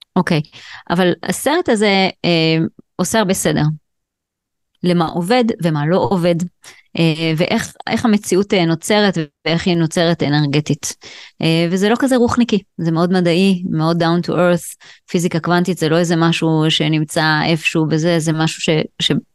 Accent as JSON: {"language": "Hebrew", "country": "Israel", "tie": "born or raised there", "said": "אני גדלתי בקיבוץ"}